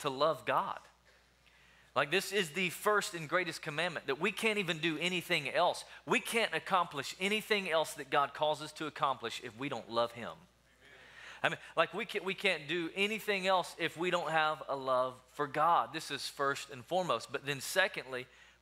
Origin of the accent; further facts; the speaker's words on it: Tennessee, United States; also born or lived in Alabama; now in Wichita Falls, United States; I'm originally from Tennessee